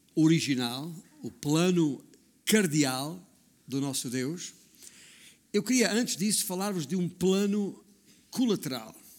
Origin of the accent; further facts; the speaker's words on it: Alentejo, Portugal; moved away; also born or lived in Northern Portugal; digo comadre, que é como dizemos lá na minha terra, no, no Alentejo